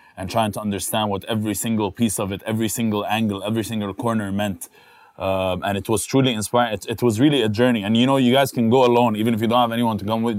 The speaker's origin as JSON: {"language": "English", "region": "Dubai", "country": "United Arab Emirates", "tie": "born or raised there", "said": "As someone that has lived here all his life, hung out, raised with Filipinos, played basketball"}